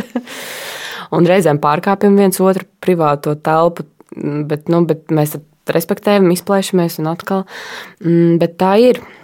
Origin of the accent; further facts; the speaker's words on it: Latgale, Latvia; moved away as an adult; now in Riga, Latvia; principā es nāku no Latgales, un man ir liela lauku māja pie meža